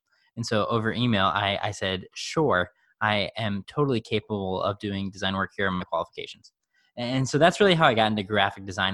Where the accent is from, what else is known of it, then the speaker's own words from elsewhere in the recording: Chicago, Illinois, United States; I grew up in the suburbs of Chicago